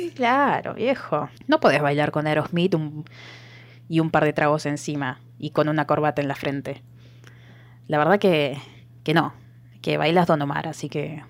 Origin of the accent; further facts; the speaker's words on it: Argentina; Yo soy de otra provincia